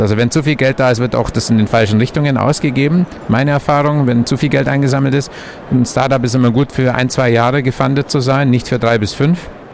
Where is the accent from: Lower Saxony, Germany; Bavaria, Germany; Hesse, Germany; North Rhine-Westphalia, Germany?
Bavaria, Germany; Allgäu; ich bin im Allgäu geboren, da lagen früher in meiner Kindheit meterhohe Berge vor der Tür